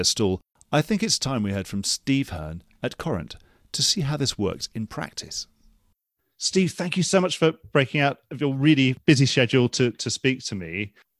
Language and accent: English; United Kingdom; as British people